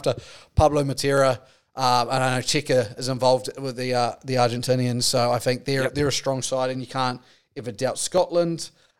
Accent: New Zealand; I've got them lined up as a New Zealander.

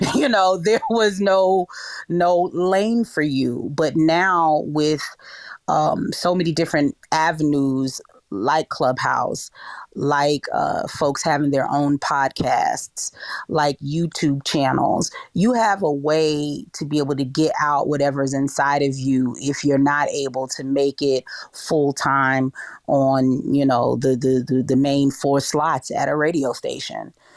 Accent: New York City, New York, United States; moved away as an adult; now in Kansas City, United States; I grew up in New York City

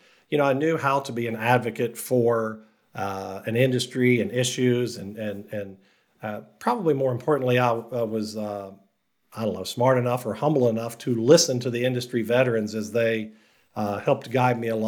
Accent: Huntington, West Virginia, United States; moved away; I grew up in Huntington, so I literally lived at home. So Marshall was my hometown school

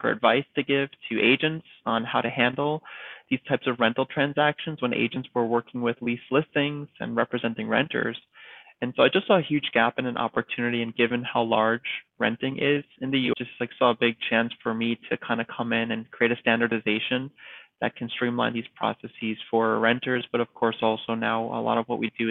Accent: East Coast, United States; moved away as an adult; now in California, United States; I'm from the East Coast and I moved to California

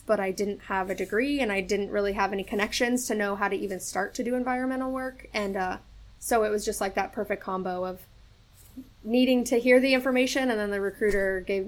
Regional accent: San Diego, California, United States; moved away as an adult; I was born and raised in San Diego, California. I joined at the age of 24, so it took me a little bit longer to figure out what I wanted to do. And I was recruited out of San Diego.

